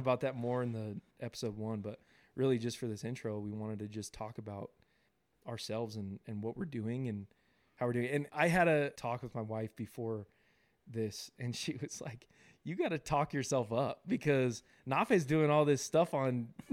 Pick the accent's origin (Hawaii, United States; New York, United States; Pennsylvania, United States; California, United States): California, United States; Southern; now in Utah, United States; I was born and raised in California, Southern California.